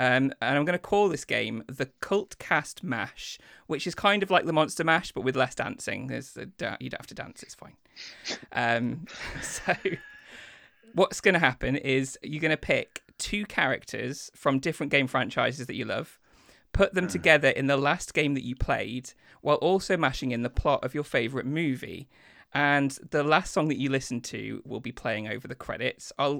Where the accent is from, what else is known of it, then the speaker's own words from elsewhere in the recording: Lincoln, East Midlands, United Kingdom; also born or lived in Grimsby; I was born in Lincoln, moved to Grimsby and then moved back to Lincoln.